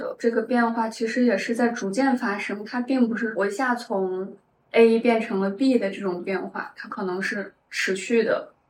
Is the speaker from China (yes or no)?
yes; northern China, China; now in Shanghai, China; 对我我是北方人嘛，学习还有工作一直在北方。